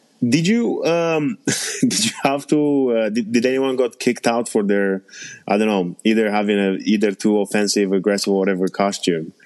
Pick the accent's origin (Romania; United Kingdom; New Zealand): Romania; moved away; I was born and raised in Romania